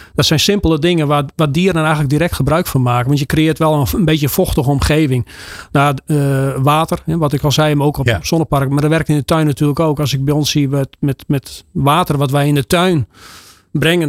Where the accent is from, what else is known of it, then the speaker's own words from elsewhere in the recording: Friesland, Netherlands; Want bij ons in Friesland